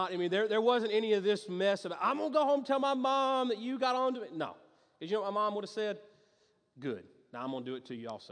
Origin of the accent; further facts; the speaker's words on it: Greenville, South Carolina, United States; moved away; I grew up in Greenville in the upstate, lived on a street called Lowell Water Road